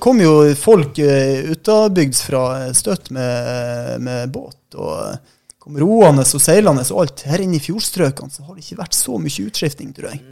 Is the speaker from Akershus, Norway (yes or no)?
no; southern Troms, Norway; moved away; jeg sjøl er jo fra sør i Troms